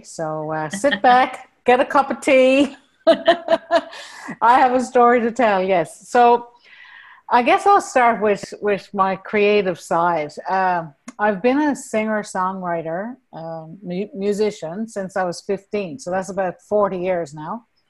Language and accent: English; Newfoundland and Labrador, Canada; accent: Newfoundland; now in Norway; And I've lost a lot of my Newfoundland accent, to be honest.